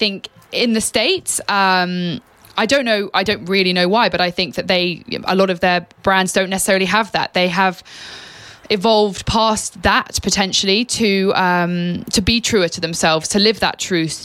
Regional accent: England, United Kingdom; moved away; I am an extremely proud Brit. Absolutely. I've lived abroad and I love being English

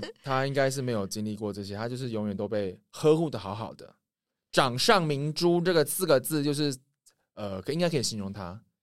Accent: Taiwan; 我们台湾人

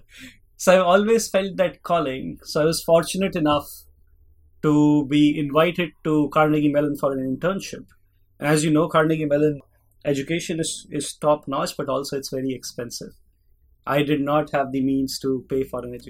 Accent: Delhi, India; moved away as an adult; now in Pittsburgh, United States; I grew up in India, in Delhi

